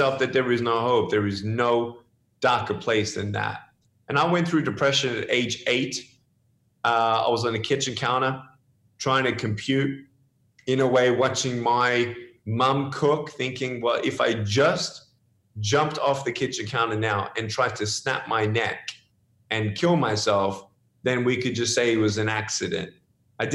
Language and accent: English; Melbourne, Victoria, Australia; also born or lived in Dallas; now in California, United States; I was born in Melbourne, Australia